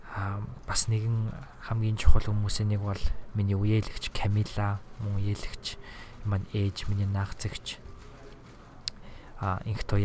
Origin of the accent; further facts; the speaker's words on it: Mongolia; moved away as an adult; now in Minnesota, United States; эх орондоо очиж байгаа юм